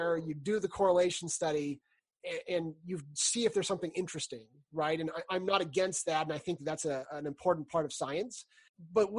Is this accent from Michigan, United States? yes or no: no; California, United States; now in Utah, United States; I grew up in California